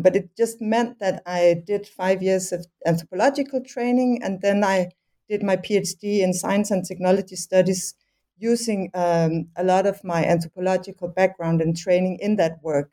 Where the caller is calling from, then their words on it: Copenhagen, Capital Region of Denmark, Denmark; also born or lived in Aarhus, Denmark / Netherlands; I'm calling from Copenhagen, where I also did my uh, training in anthropology